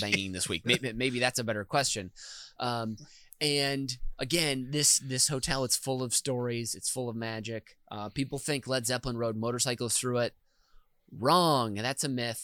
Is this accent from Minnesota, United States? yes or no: yes; Minnesota, United States; as a boy in Minnesota